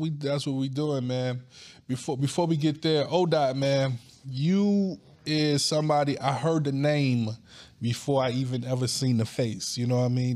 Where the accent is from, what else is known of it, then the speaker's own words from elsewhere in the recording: Wagram, North Carolina, United States; also born or lived in New York City; I was born in New York City, but I was raised in a little ass town called Wagram, North Carolina.